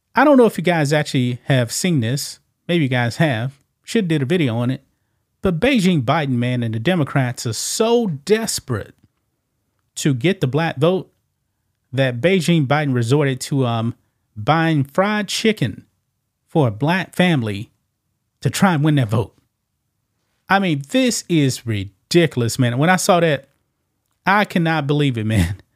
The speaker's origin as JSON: {"language": "English", "region": "the South", "country": "United States", "said": "I'm from the South"}